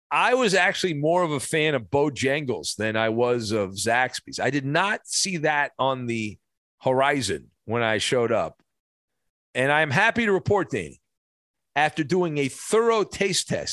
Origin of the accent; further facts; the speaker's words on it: Orange County, California, United States; I was growing up near the El Toro Marine Base in Orange County